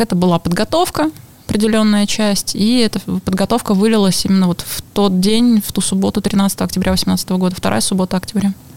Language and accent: Russian; Lomonosov, Saint Petersburg, Russia; я человек из Ломоносова. В Ломоносове мои какие-то особые места, потому что там мое детство и практически вся жизнь